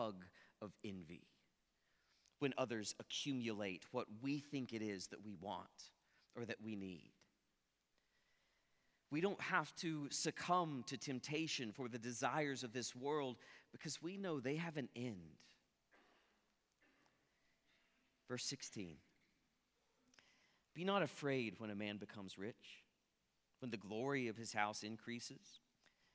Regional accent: Ponca City, Oklahoma, United States; moved away; I'm originally from Ponca City, and if you've ever been to Ponca City, you know there's not a lot there.

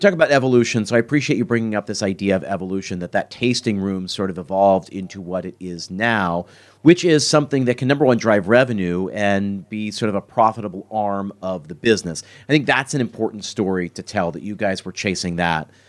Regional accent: Philadelphia, Pennsylvania, United States; I grew up in Philadelphia, and in Philadelphia, we're famous for cheesesteaks

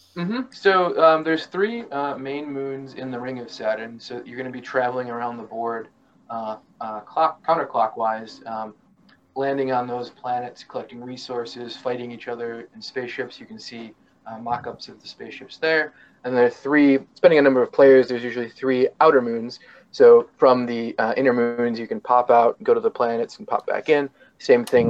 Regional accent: Syracuse, New York, United States; I'm from Syracuse.

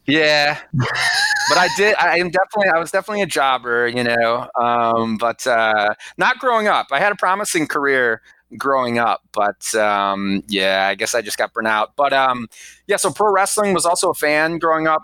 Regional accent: Cleveland, Ohio, United States; moved away as an adult; also born or lived in Georgia; now in Wilmington, United States; I grew up in Cleveland, Ohio

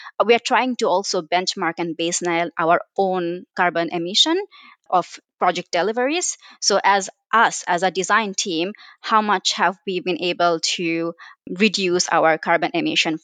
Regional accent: Bangladesh; moved away as an adult; now in United Kingdom; I come from Bangladesh where I did my undergrad

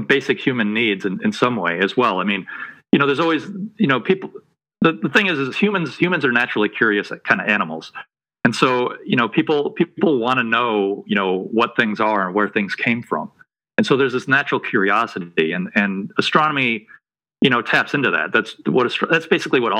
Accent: Detroit, Michigan, United States; moved away as an adult; also born or lived in New Mexico; now in North Carolina, United States; I grew up in outside of Detroit, Michigan

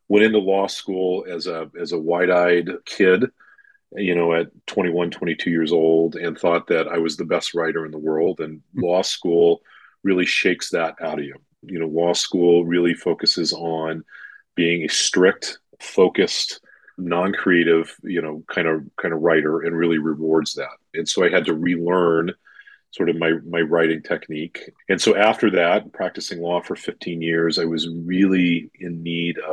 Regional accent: Long Beach, California, United States; growing up in Long Beach, California, and raised my family there

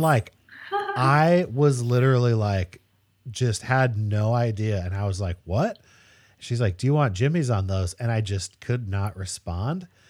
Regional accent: Spokane, Washington, United States; also born or lived in Eugene, Oregon; I was born in Eugene, but I grew up in Spokane, Washington

